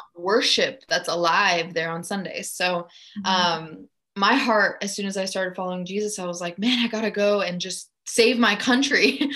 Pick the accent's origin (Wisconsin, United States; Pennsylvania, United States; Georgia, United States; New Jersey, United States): Georgia, United States; outside of Atlanta; English is a second language; moved away as an adult; also born or lived in Germany; now in Nashville, United States; I grew up in Germany. And then I moved to Atlanta in elementary school, learned English. I grew up right outside of Atlanta for a little over 10 years